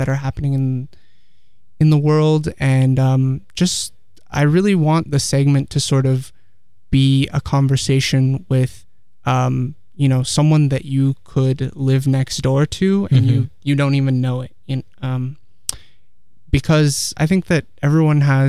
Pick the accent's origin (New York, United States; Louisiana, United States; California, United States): California, United States; Palo Alto; also born or lived in Santa Cruz; I grew up in Palo Alto, and I lived here for most of my life